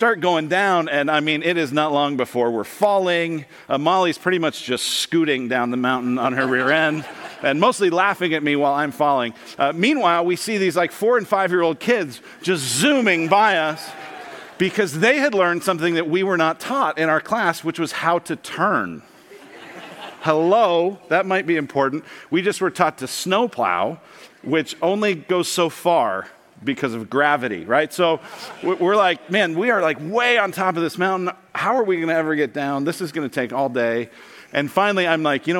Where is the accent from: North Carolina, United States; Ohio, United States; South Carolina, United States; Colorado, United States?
Colorado, United States; moved away; I grew up in Colorado